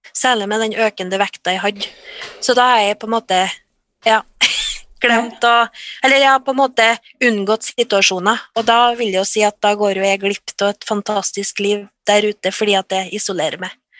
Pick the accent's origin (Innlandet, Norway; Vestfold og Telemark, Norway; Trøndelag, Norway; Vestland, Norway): Trøndelag, Norway; ja jeg er trønder. Eh, jeg er bosatt litt utafor Trondheim